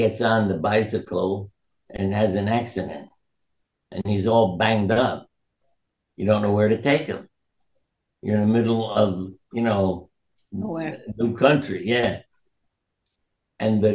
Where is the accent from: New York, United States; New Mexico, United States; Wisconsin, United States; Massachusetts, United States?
New York, United States; New York City; I was born in New York